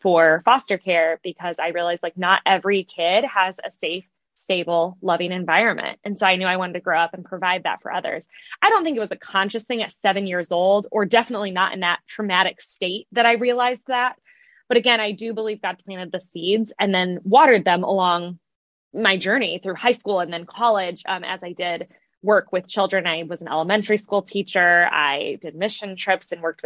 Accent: Midwest, United States; moved away as an adult; also born or lived in South Bend, Indiana / Chicago; now in Los Angeles, United States; I am born and raised in the Midwest

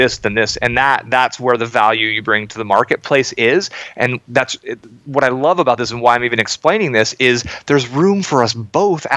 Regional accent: Silicon Valley, Bay Area, California, United States; I grew up in Silicon Valley in the Bay Area through the dot-com boom

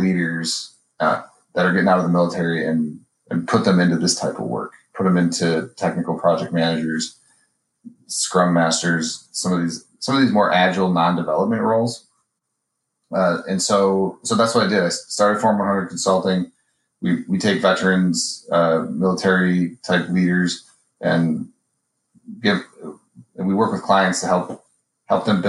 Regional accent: Minnesota, United States; moved away as an adult; also born or lived in Colorado Springs / Seattle area / Hickam; I grew up in Minnesota

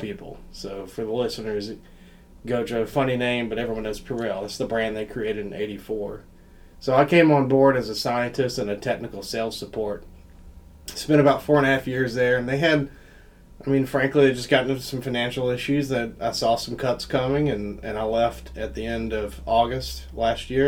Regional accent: South Carolina, United States; moved away as an adult; also born or lived in Colorado / Raleigh, North Carolina; now in Northeast Ohio, United States; you can tell by my accent that I'm not from Northeast Ohio. So I'm originally from South Carolina

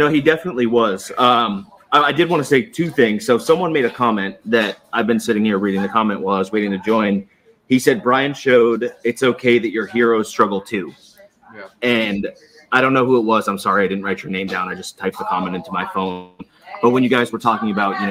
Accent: Boston, Massachusetts, United States; moved away as an adult; also born or lived in San Diego; now in Orlando, United States; I'm not from San Diego. I was stationed in San Diego. That's where we met when I was in the Navy. Yeah. I used to live there for sure. From Boston, though. But I'm down in Orlando

